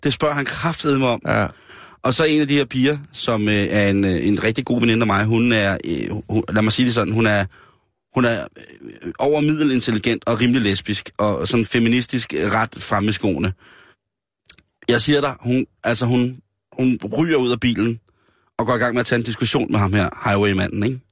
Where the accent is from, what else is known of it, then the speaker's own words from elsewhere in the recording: Denmark; jeg er dansker